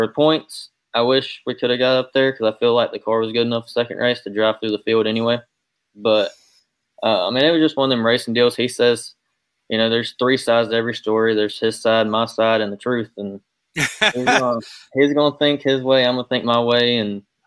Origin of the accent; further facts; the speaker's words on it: Ace Speedway, North Carolina, United States; that's where I grew up, was around Ace